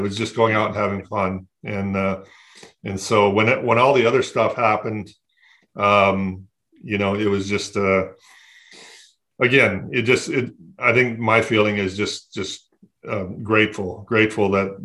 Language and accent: English; Flint, Michigan, United States; I grew up in Flint, Michigan